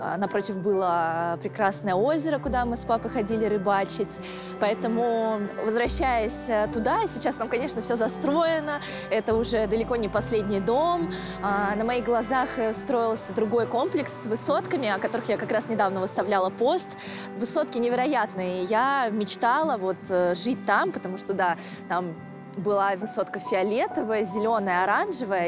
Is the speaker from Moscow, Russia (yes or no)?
yes; Moscow, Russia; я росла именно в Олимпийском районе